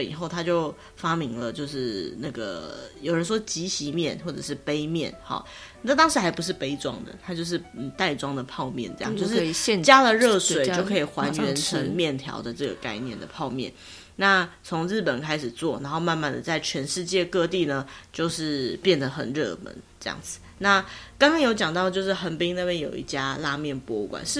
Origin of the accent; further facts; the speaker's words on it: Taiwan; 我们小时候在台湾吃的乌龙面就是粗的嘛。